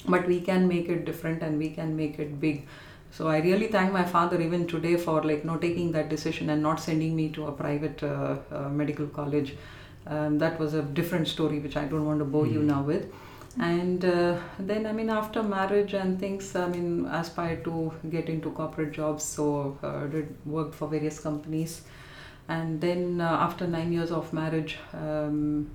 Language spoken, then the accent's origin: English; Chennai, Tamil Nadu, India; moved away as an adult; now in London, United Kingdom; I was born and raised in Chennai